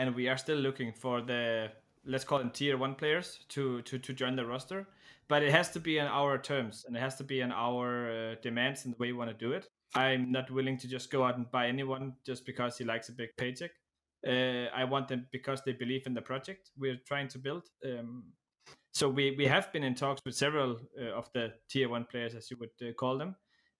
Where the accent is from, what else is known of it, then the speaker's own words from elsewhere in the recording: Denmark; now in Czech Republic; I currently live in the Czech Republic, but I am actually from Denmark.